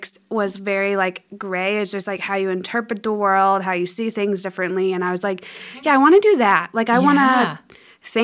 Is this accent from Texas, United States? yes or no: no; Mount Juliet, Tennessee, United States; So I grew up in Nashville, just right outside Nashville and Mount Juliet.